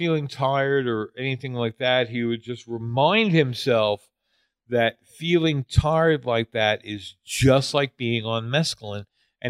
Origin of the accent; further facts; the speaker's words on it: New York City, New York, United States; I'm kind of spoiled being a New Yorker.